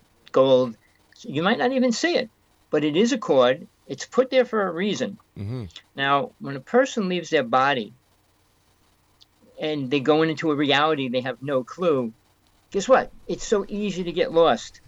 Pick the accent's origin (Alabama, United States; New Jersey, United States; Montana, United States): New Jersey, United States; North Bergen; born or raised there